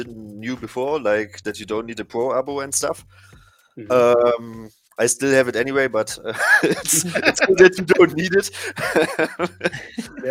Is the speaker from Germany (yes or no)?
yes; Germany; I'm from Germany, so it's already 10:30 at my place now